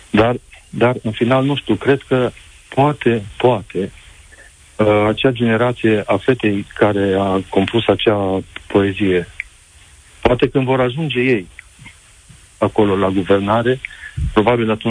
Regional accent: Romania; now in Spain; Sunt unul din acei români

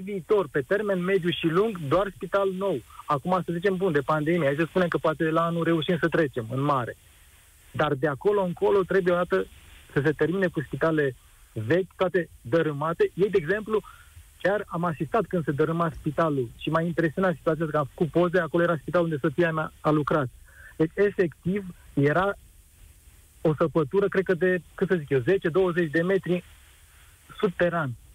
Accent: Brașov, Brașov County, Romania; acum sunt din Brașov

